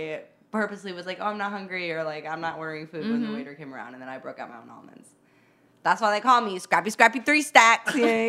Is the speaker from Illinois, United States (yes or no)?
yes; Chicago, Illinois, United States; accent: Midwestern; now in New York, United States; I'm actually from Chicago.